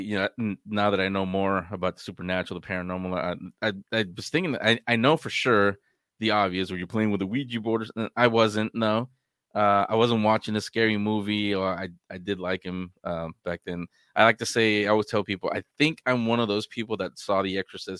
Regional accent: San Francisco, California, United States; It's when I was 4 years old. I grew up in San Francisco, and the home that I didn't find out till after that, after this experience I'm about to tell you.

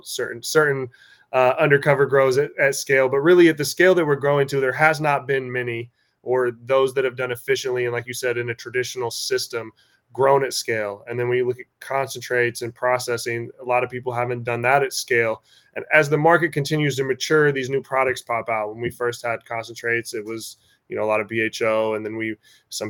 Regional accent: Washington, United States; I'm from Washington.

